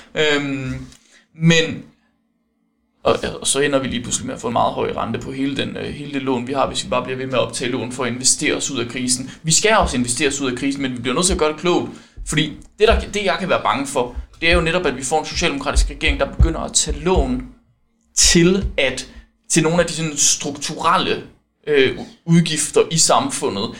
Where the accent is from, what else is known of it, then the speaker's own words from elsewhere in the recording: West Jutland, Central Denmark Region, Denmark; jeg er vestjyde